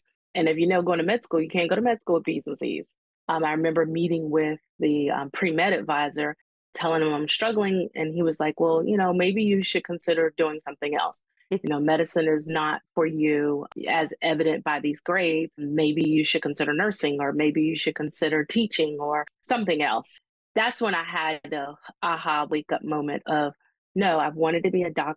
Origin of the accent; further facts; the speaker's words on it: Hampton, Virginia, United States; I knew all about Hampton because this is my hometown